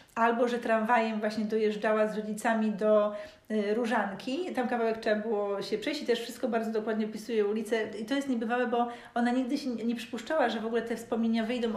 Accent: Gorzów Wielkopolski, Lubusz Voivodeship, Poland; moved away as an adult; also born or lived in Hamburg, Germany; now in Szczecin, Poland; mieszkałam w Gorzowie do 20 roku życia, potem przez 7 lat mieszkałam e, w Hamburgu, to no, wychowałam się w ogóle w wieżowcu

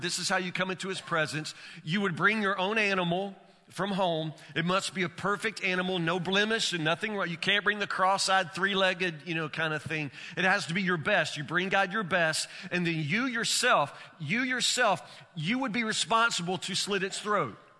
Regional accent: Woodburn, United States; I'm from Woodburn

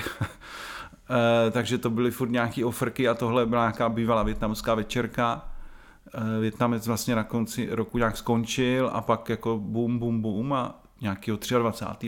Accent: Brno, South Moravian Region, Czechia; Já jsem rodilej Brňák

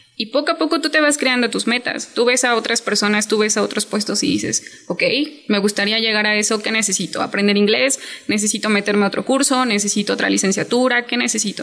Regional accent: Chiapas, Mexico; yo soy de Chiapas y tengo 27 años

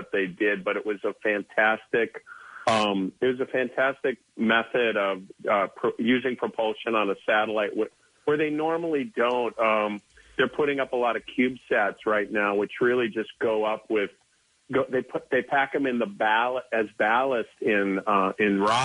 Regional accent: Midwest, United States; moved away as an adult; now in Philadelphia, United States; I'm from the Midwest, but we've been here 10 years

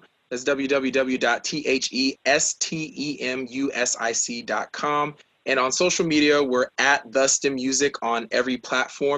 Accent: Raytown, Missouri, United States; moved away as an adult; now in Wichita, United States; I grew up in Raytown, Missouri, coming there, I went there for school, for college, and got my degree in aerospace engineering at Wichita State

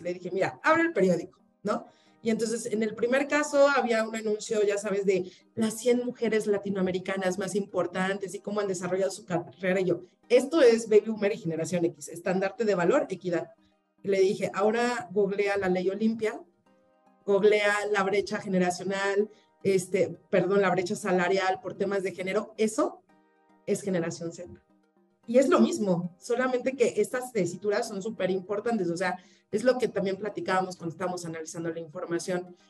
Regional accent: Mexico; como también mexicanos y latinoamericanos

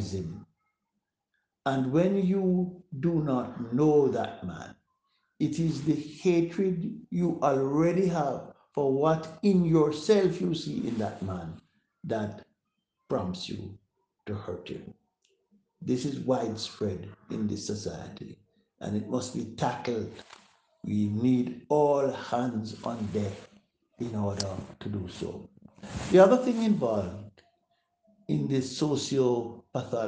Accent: Jamaica; our fellow Jamaicans

